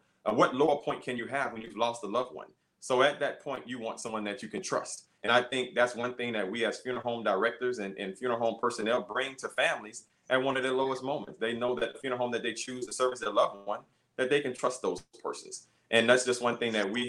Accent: Beaumont, Texas, United States; I'm from Beaumont, graduated high school from Westbrook Bruins, class of 1987

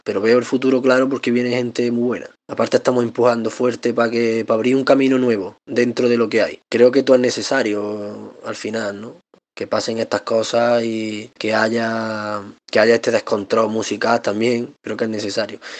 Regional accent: Córdoba, Andalusia, Spain

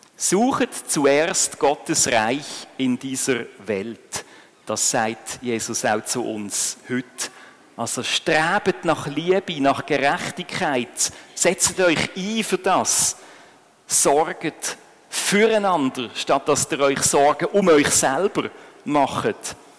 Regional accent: Switzerland; bei uns in der Schweiz

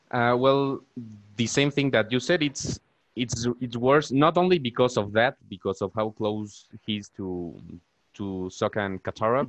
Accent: Mexico; i'm from mexico

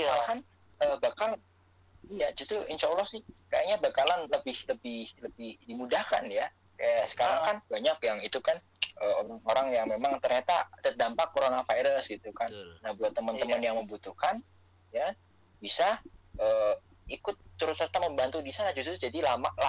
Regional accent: Semarang, Central Java, Indonesia; now in Jakarta, Indonesia; ada bahwa gue tuh orang Semarang yang masih kesasar di Jakarta nggak bisa balik

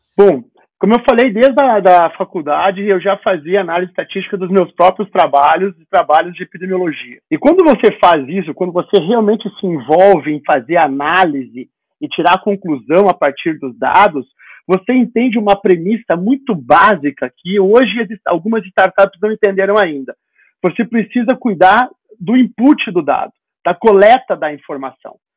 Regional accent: Rio Grande do Sul, Brazil; moved away as an adult; also born or lived in Campinas; eu sou natural do Rio Grande do Sul, eu fiz residência em Campinas

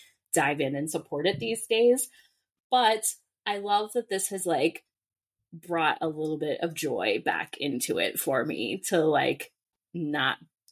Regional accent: Southern California, United States; I grew up in Southern California, so I'm a big UCLA fan.

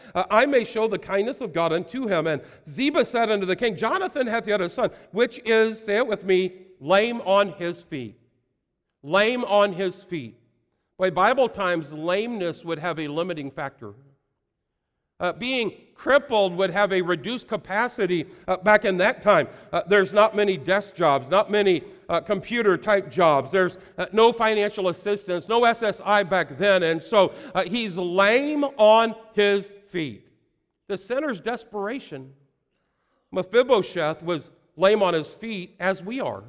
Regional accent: United States; I was born in America

